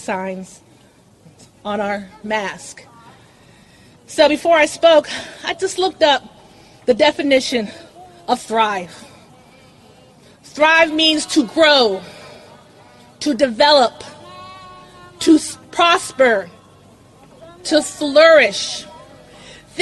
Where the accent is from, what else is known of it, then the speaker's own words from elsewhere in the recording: Washington, District of Columbia, United States; I am from the Washington, D.C. area